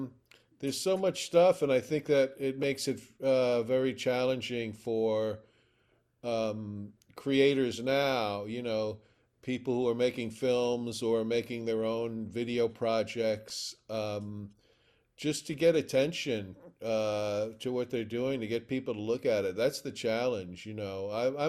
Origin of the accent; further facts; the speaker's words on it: New York City, New York, United States; I mean, I grew up in New York City, and there were at least five full-time revival houses, movie theaters